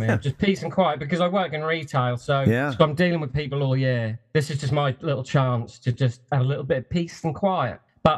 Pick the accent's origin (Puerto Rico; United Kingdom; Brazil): United Kingdom; England; being British, you know I live in a castle